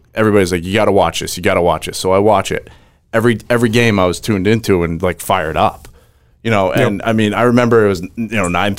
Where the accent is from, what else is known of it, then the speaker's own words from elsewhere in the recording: Maine, United States; I grew up in Maine. I grew up on a lake.